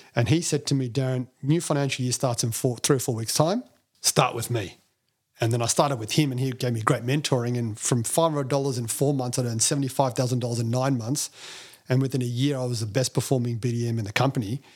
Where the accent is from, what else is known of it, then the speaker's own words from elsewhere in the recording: Melbourne, Victoria, Australia; being Indian, um, you know, in, in, in Melbourne at that time, I think it was only two Indian kids in the whole primary school